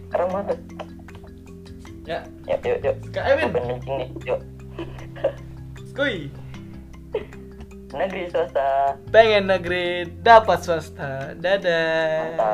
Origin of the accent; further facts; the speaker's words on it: Java, Indonesia; Iya mas, saya, saya orang Jawa mas. Itu bukannya Kalimantan? Kan lahir Jawa.